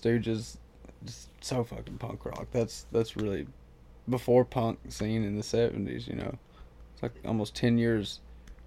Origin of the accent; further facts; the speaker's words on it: United States; me being an American